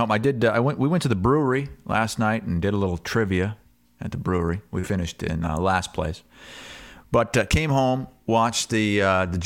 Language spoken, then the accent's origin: English; Iowa, United States; I'm from Eastern Iowa, so okay.